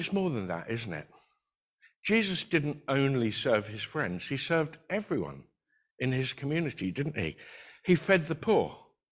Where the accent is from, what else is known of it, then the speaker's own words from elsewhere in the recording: United Kingdom; We're very British